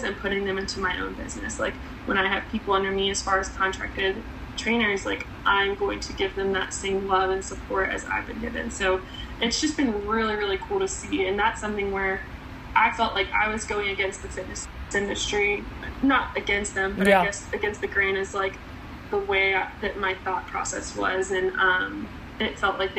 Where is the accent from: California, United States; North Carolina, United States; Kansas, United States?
North Carolina, United States; Cary; now in Charlotte, United States; I grew up in Cary, North Carolina